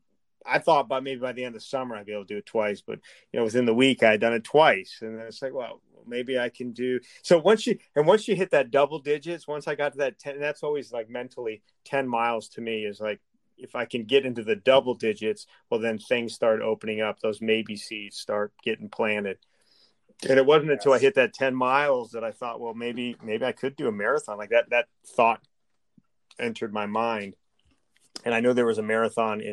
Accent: Scranton, Pennsylvania, United States; moved away as an adult; I grew up in Scranton, Pennsylvania

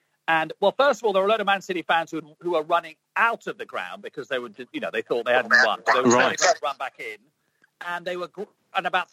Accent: England, United Kingdom; obviously I'm English

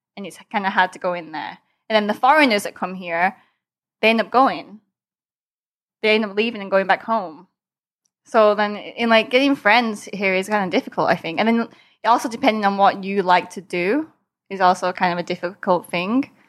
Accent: England, United Kingdom; moved away as an adult; now in Thailand; when I grew up in England, I also didn't learned Thai

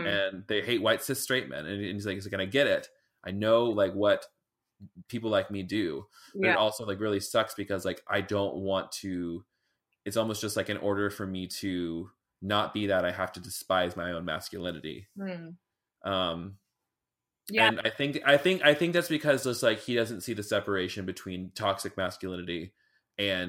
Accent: Clarksville, Tennessee, United States; I grew up in Clarksville, Tennessee, but really it was like Woodlawn, which is like the boonies and country as fuck

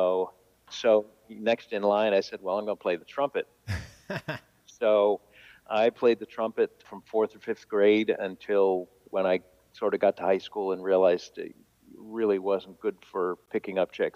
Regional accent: Manchester, Connecticut, United States; moved away as an adult; also born or lived in Boston area; I grew up in Manchester, Connecticut, which is a couple of towns east of Hartford.

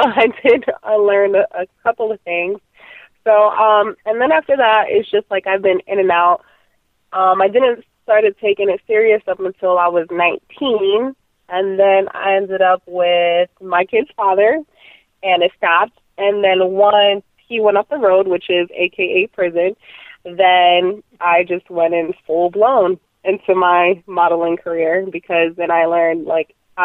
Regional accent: Orlando, Florida, United States; also born or lived in Puerto Rico; I am from Puerto Rico, but I came down here to Orlando when I was 1 year old

